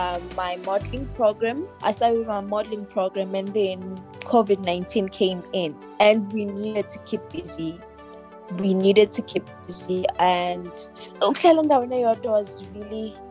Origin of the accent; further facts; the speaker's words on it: Richards Bay, KwaZulu-Natal, South Africa; I am from Zululand, KwaZulu-Natal